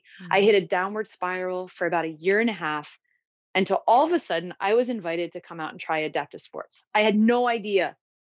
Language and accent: English; Maryland, United States; moved away as an adult; now in San Diego, United States; I grew up in Maryland and I grew up playing hockey